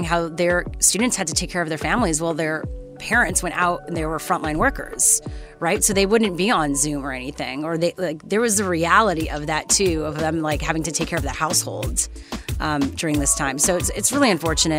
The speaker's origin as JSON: {"language": "English", "country": "Canada", "moved": "yes", "lives_now": "Los Angeles, United States", "said": "I'm Canadian"}